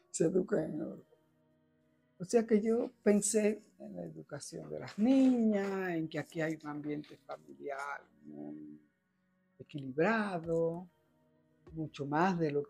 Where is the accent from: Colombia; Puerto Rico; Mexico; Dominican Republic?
Dominican Republic; moved away as an adult; otro tiempo en República Dominicana, pero era infeliz. Y yo, que me preparé para hacer una carrera de éxito en mi país, y ya antes de irme, yo pertenecía al bufete Ramos vecina